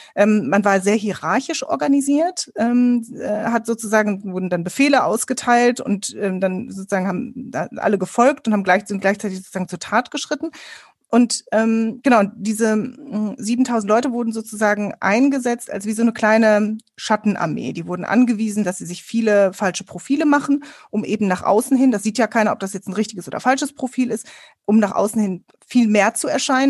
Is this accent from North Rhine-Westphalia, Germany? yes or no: yes; Ruhr area, North Rhine-Westphalia, Germany; Ich bin im Ruhrgebiet aufgewachsen